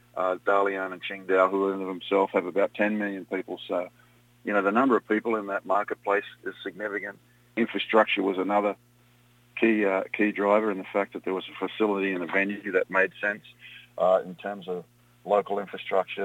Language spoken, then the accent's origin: English; Australia; moved away as an adult; also born or lived in Europe; now in United States; I was involved in the sport of rugby and then cricket growing up in Australia